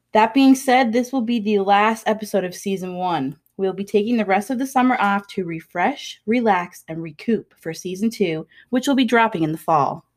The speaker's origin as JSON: {"language": "English", "town": "Wabush", "region": "Newfoundland and Labrador", "country": "Canada", "tie": "born or raised there", "said": "I'm from Wabush"}